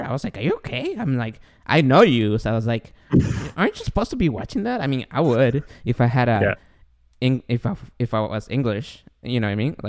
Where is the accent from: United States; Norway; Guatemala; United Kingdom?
Guatemala; moved away; I'm an immigrant. I'm from Guatemala